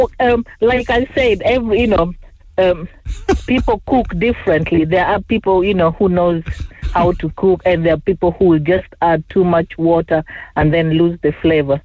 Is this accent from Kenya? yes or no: yes; Kenya; moved away; also born or lived in England; I was born in Kenya